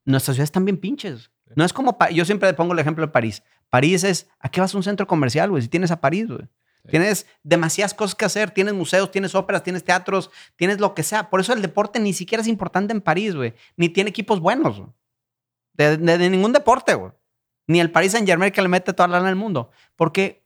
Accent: Irapuato, Guanajuato, Mexico; Yo soy de Irapuato.

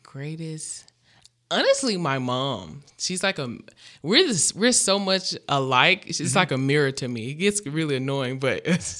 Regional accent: Memphis, Tennessee, United States; moved away; I grew up in Memphis, Tennessee.

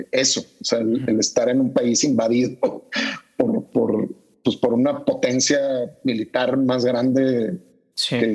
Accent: Panama; vengo de Panamá

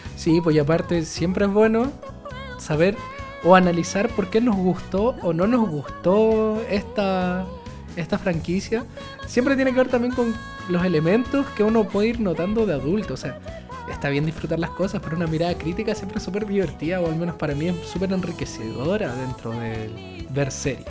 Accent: Chile; en Chile nadie era otaku, supuestamente, en mis tiempos de, de, colegio

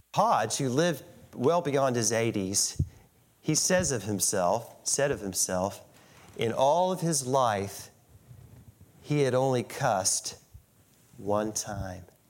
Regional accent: St. Albans, West Virginia, United States; also born or lived in Ona, West Virginia; I grew up in St. Albans, West Virginia.

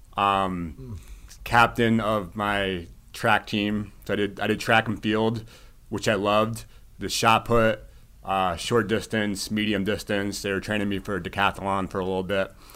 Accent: Shelton, Connecticut, United States; now in Westport, United States; I grew up in Shelton, which is pretty awesome to be back in, in the valley

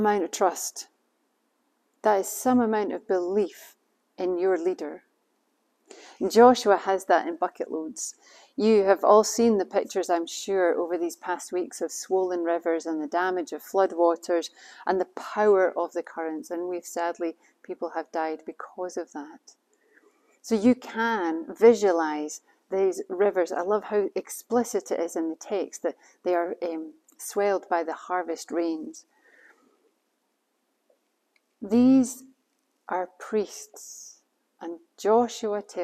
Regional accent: Scotland, United Kingdom; We're Scottish after all

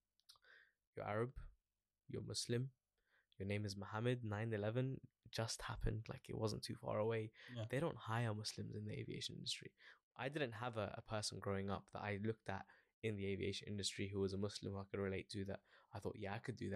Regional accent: London, United Kingdom; I born and raised in Northwest London, so always sort of around the airport, Heathrow Airport specifically

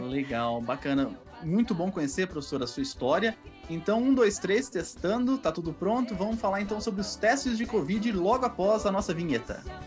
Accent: São Paulo, Brazil; eu sou da Zona Norte também, do Carandiru.

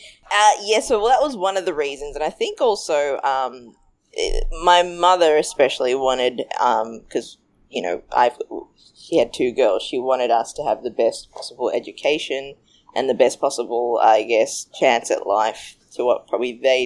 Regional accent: Australia; also born or lived in Sri Lanka; I'm Sri Lankan and I grew up in Australia. My family actually migrated to Australia when I was two.

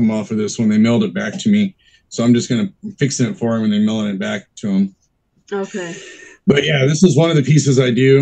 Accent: Texas, United States; now in San Diego, United States; I grew up in Texas. So I've only been out here for, I want to say like maybe 20 years now

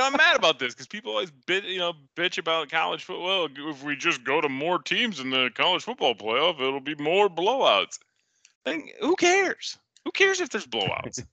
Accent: Central Iowa, United States; growing up in Central Iowa

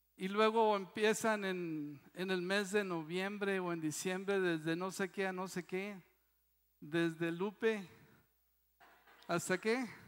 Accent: Mexico; Eso sí somos bien mexicanos

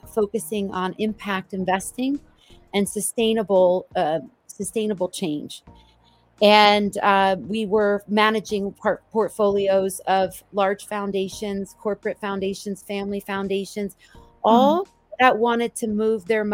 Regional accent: New Jersey, United States; moved away as an adult; also born or lived in New York City; now in Boulder, United States; I grew up in New Jersey, the child of two immigrants

